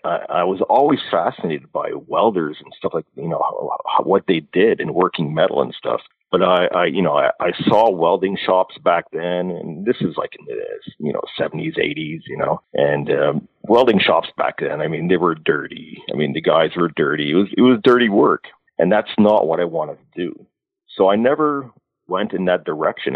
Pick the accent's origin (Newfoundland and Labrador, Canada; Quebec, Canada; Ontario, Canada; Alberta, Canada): Alberta, Canada; I grew up in Alberta